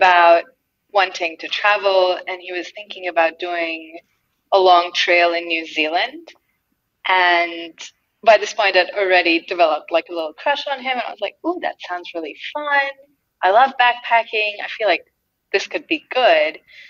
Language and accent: English; India; also born or lived in Durango, Colorado; now in United States; I'm from India, and we don't really have anything summer campy there.